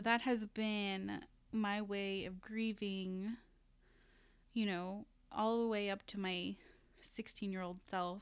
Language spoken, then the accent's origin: English; Philippines; moved away; I went to the Philippines, and once I arrived in my hometown